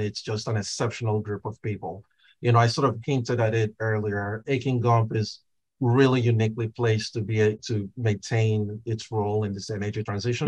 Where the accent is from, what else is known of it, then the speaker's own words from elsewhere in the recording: Nigeria; now in United States; I grew up in Nigeria